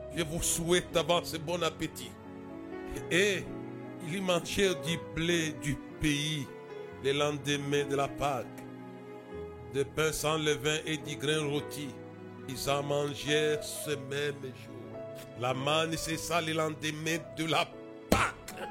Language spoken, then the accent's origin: French; Lubumbashi, Haut-Katanga, DR Congo; chez nous, à Lubumbashi